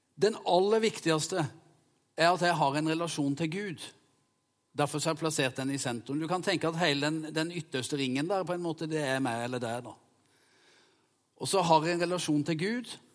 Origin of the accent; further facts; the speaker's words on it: Vegårshei, Agder, Norway; jeg sprang i skauen sammen med hjemme på Vegårshei